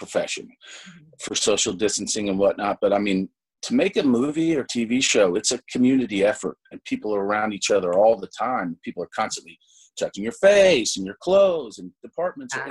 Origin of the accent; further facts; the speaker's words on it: Kentucky, United States; also born or lived in Los Angeles / New York; now in Austin, United States; a bunch of friends I grew up with in Kentucky